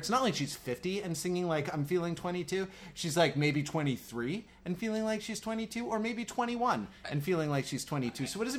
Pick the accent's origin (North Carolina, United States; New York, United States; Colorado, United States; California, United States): New York, United States; As a New Yorker, you can say it, you know.